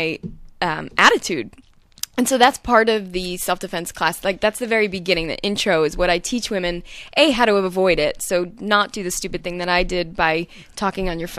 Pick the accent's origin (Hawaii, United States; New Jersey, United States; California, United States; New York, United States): New York, United States; moved away; I'm from New York